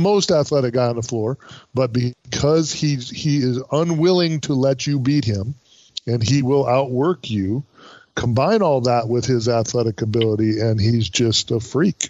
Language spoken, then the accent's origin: English; Wisconsin, United States; I was born and raised in Wisconsin.